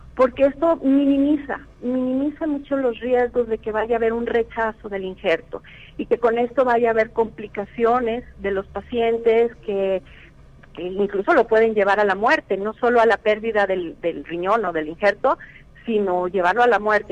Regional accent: Mexico; also born or lived in San Luis Potosí; todos nos unimos como, como mexicanos

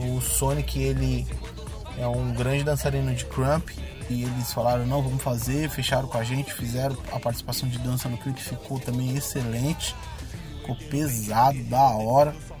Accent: São Paulo, Brazil; eu nasci no Peri, cresci lá

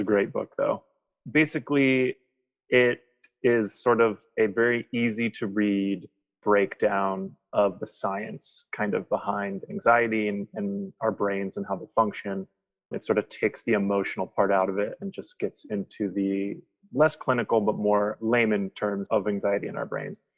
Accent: Wisconsin, United States; accent: twang; now in Philadelphia, United States; I'm from Philadelphia. Um, I've lived here for probably 22 years, something like that. Um, but I'm originally from Wisconsin, so if you hear a little bit of twang in my accent that comes in and out, that's where that's from.

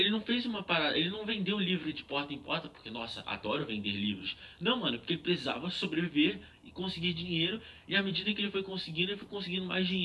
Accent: Rio de Janeiro, Brazil; Meu pai é paulista. Não, mas eu nasci no Rio de Janeiro, relaxa.

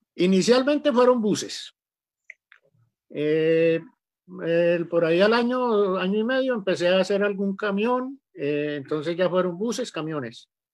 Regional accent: Rionegro, Santander, Colombia; moved away as an adult; now in Antioquia, Colombia; soy santanderiano, de Río Negro, Santander, un pueblito que queda a 20 minutos de Bucaramanga, yendo hacia la costa viví toda la vida en el campo, mi, hasta los 14 años

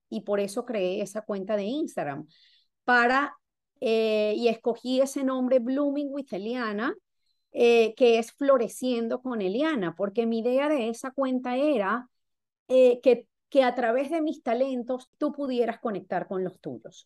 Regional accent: Venezuela; now in Florida, United States; soy venezolana, resido en el estado de la Florida

